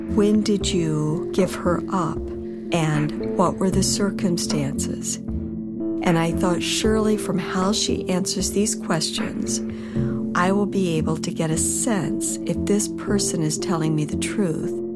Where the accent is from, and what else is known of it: United States